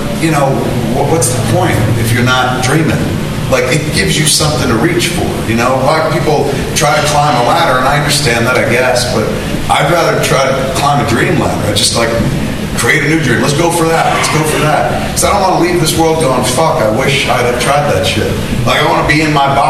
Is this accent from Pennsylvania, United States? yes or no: no; New Jersey, United States; I'm from New Jersey. We live in the shadow of New York at all times